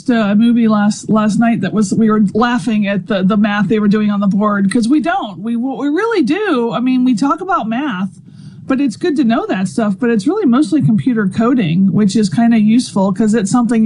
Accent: Louisiana, United States; moved away as an adult; also born or lived in Arizona; now in Mississippi, United States; I'm from Louisiana

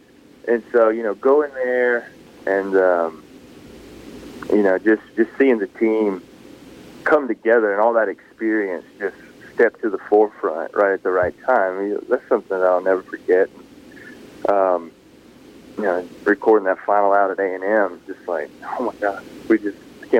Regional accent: Philadelphia, Mississippi, United States; now in Madison, United States; Yeah, I live in Madison. I grew up in Philadelphia, Mississippi, and I live in Madison now, and been there for about 15 years.

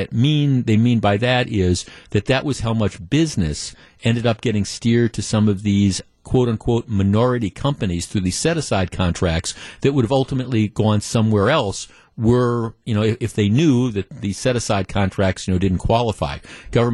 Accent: Glendale, Wisconsin, United States; I grew up in Glendale. When my parents moved here when I was like 9 or 10 years old

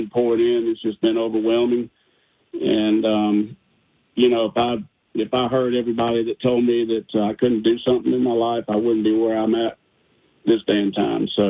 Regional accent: Monroe, Louisiana, United States; I'm from Monroe, Louisiana

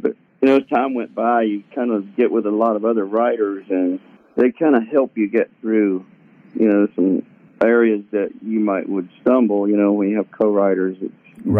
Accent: Ocean Springs, Mississippi, United States; moved away as an adult; also born or lived in Newton, Mississippi / Prentiss, Mississippi / Texas / Nashville, Tennessee; So I grew up down around in Van Cleve, Ocean Springs area, my junior year in high school, I moved to Prentice and lived with my brother.

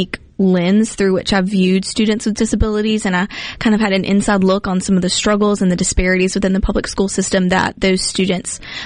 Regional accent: Hattiesburg, Mississippi, United States; I'm from Hattiesburg

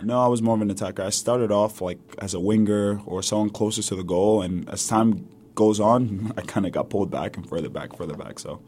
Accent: New York City, New York, United States; accent: New York; also born or lived in Lagos, Nigeria; I moved over to the States, New York City, to be exact, with my mom and my siblings

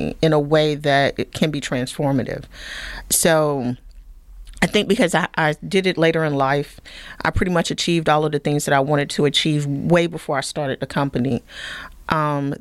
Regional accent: Sampson County, North Carolina, United States; moved away as an adult; also born or lived in Durham, North Carolina / Germany; I grew up down in Sampson County, barefoot, dirt road, kind of poor.

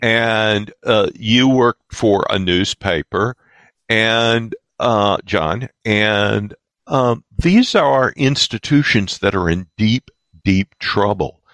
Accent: the South, United States; I grew up in the South uh, at the right. tail end of uh, Jim Crow South.

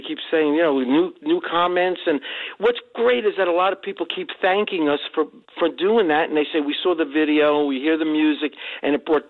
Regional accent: Union City, New Jersey, United States; I'm from Union City.

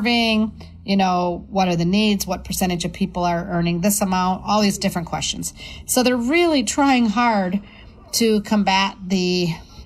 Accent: Wabasha, Minnesota, United States; I'm the chair of the housing committee over in Wabasha, my hometown.

